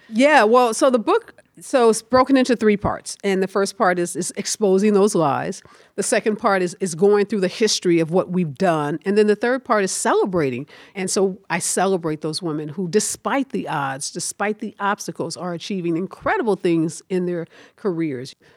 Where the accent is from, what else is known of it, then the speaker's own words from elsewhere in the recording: St. Louis, Missouri, United States; also born or lived in Chicago; I grew up in the Carr Square Village